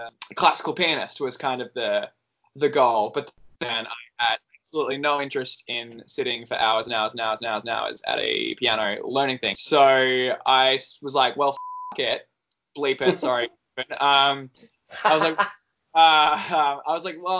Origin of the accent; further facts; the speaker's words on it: Mildura, Victoria, Australia; I grew up in Mildura